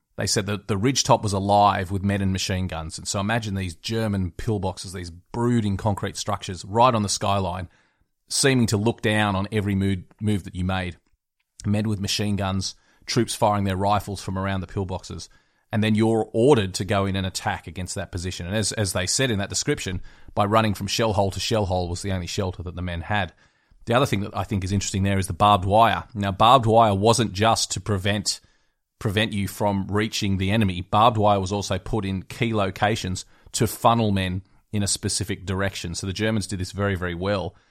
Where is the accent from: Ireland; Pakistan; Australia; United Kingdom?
Australia; West Wyalong, New South Wales; my hometown in West Wyalong, New South Wales